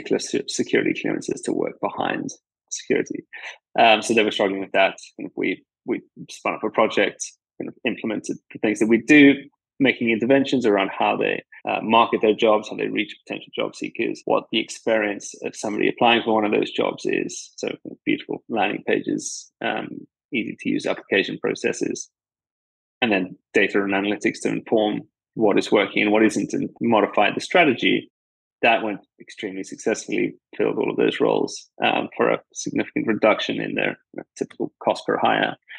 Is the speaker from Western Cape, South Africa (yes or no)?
no; KwaZulu-Natal, South Africa; moved away as an adult; also born or lived in Stellenbosch, South Africa; now in London, United Kingdom; I'm from South Africa, born there in KwaZulu-Natal, which is a province in the northeast of the country. Grew up on a dairy farm